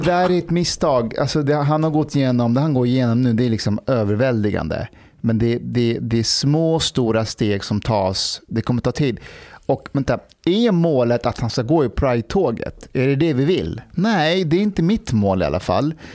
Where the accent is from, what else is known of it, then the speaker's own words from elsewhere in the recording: Afghanistan; now in Sweden; ett land jag bor i. Mm. De var ju i Afghanistan